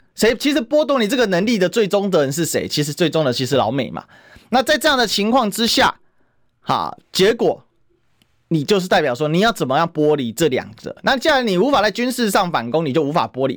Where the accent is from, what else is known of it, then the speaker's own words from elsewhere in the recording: Taiwan; 我们台湾人